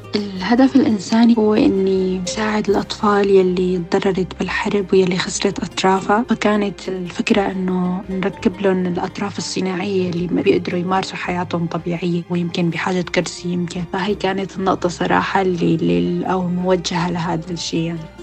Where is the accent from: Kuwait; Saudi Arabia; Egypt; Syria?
Syria; also born or lived in Lebanon; now in United Kingdom; كانوا بعض المدارس مثلا يرفضونا بحكم إنه نحن سوريين